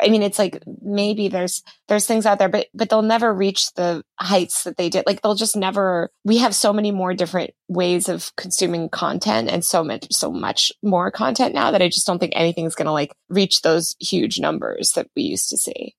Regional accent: New York City, New York, United States; moved away; I'm from New York City originally where there's a lot of different cultures and neighborhoods

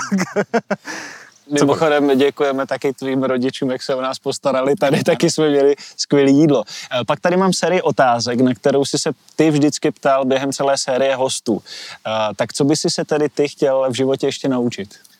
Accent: Šumperk, Olomouc Region, Czechia; oba dva jsme rodáci ze Šumperka

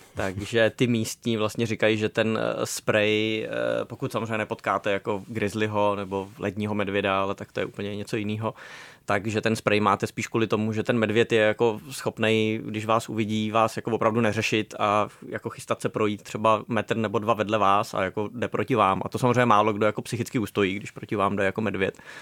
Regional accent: Bohemia, Czechia; u nás v Čechách

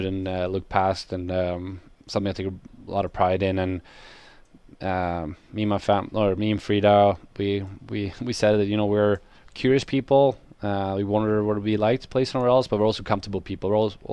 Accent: Sweden; born or raised there; moved away as an adult

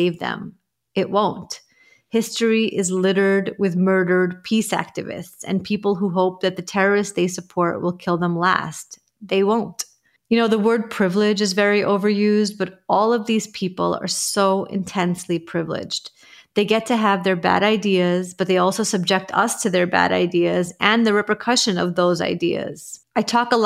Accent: New York, United States; I grew up in Ditmas Park

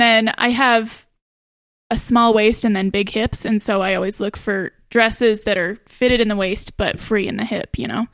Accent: Idaho Falls, Idaho, United States; also born or lived in Colorado / Pocatello / Seattle; I grew up, pretty much grew up in Idaho Falls

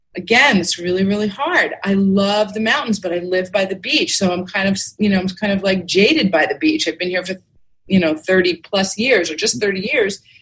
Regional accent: New York, United States; moved away as an adult; now in Clearwater, United States; I grew up in New York actually, but I've lived oh. here most of my adult life. I moved here when I was 24, and I'm 54

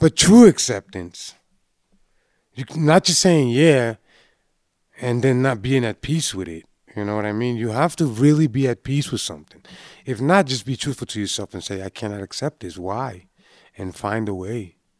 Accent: Boston, Massachusetts, United States; when growing up in Boston, you know, back in the nineties

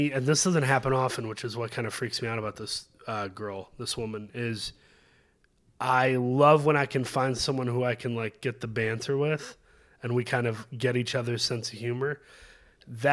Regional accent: Saginaw, Michigan, United States; moved away as an adult; now in Los Angeles, United States; my hometown is Saginaw, which is a stone's throw

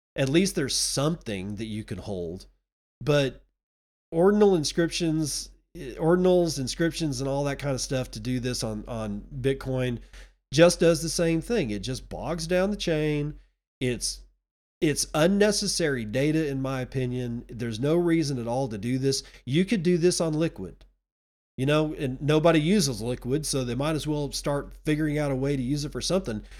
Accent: Texas, United States; my home state of Texas

